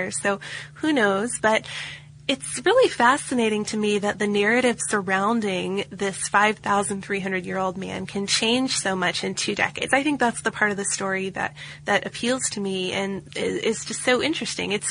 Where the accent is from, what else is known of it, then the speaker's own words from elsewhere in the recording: Oregon, United States; now in Czech Republic; I live in the Czech Republic, which is an hour's drive north of Prague, the, the town he lives in. I'm from Oregon, but I've been teaching English to little children here for several years.